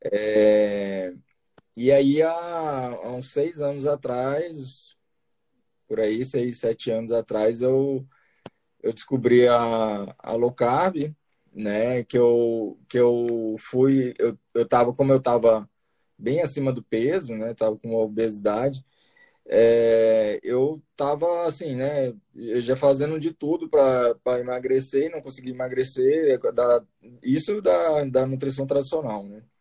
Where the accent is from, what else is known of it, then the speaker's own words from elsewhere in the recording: Brasília, Federal District, Brazil; eu assim, pode-se dizer que, eu, que eu, eu sou de Brasília, né? Eu fiz a eu fiz faculdade em Bauru, né, de, de nutrição, em Bauru, São Paulo. É, mas aí logo depois eu voltei para Brasília, né?